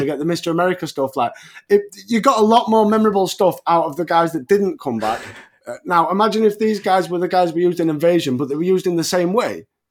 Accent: England, United Kingdom; as an Englishman

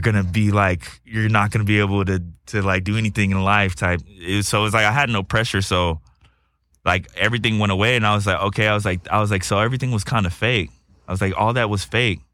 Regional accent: Texas, United States; now in Los Angeles, United States; I'm from Texas

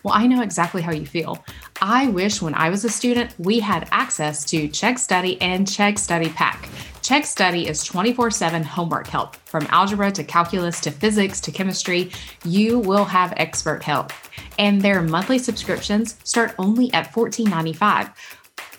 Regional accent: Georgia, United States; growing up in Georgia

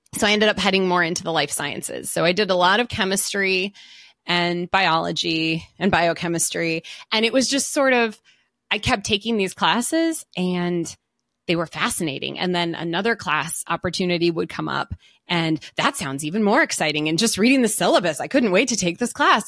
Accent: a suburb of Detroit, Michigan, United States; also born or lived in Southern California; when I was in elementary school, my dad got a new job and he got transferred and we moved to, uh, a suburb of Detroit. So we moved to Michigan.

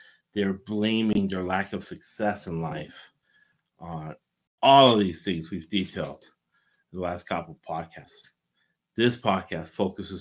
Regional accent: United States; we're all American

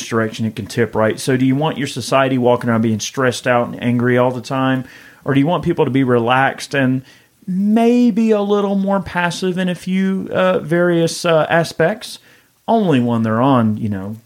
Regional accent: Georgia, United States; I'm a redneck from Georgia.

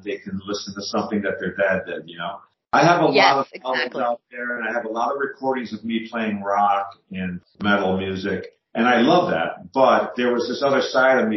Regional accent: Scranton, Pennsylvania, United States; I live in the Scranton, Pennsylvania area

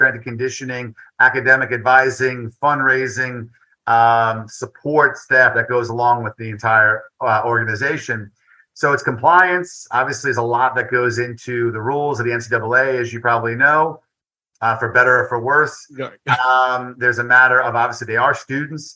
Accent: New York City, New York, United States; I'm a New Yorker, you know, born and raised in Brooklyn, Queens

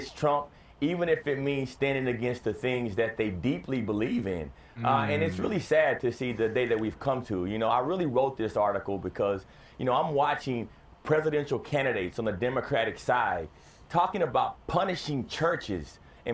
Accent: Texas, United States; I grew up in Texas

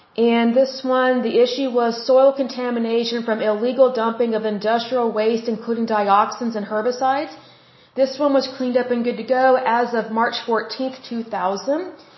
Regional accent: Oklahoma, United States; Oklahoma, my home state

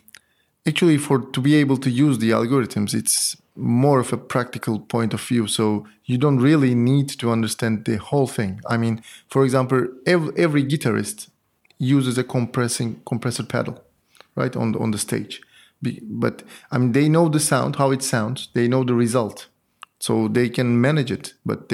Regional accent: Antalya, Turkey; moved away as an adult; also born or lived in Istanbul, Turkey; now in Paris, France; I'm from Turkey, from Antalya. I did my PhD in Boğaziçi University in Istanbul.

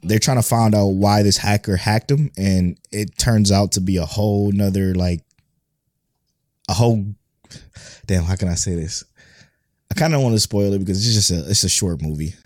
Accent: United States; first language English; I speak English. I'm from America. That's the only language I know

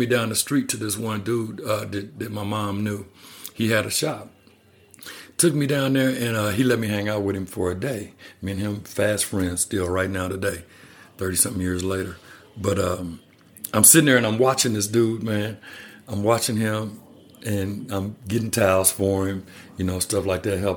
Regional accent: Kansas, United States; also born or lived in Texas / Colorado Springs, Colorado; now in Colorado, United States; I'm from Kansas

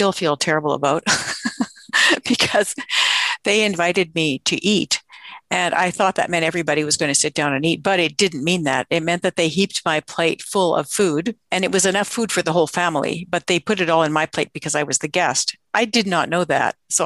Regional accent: Canada; as a Canadian

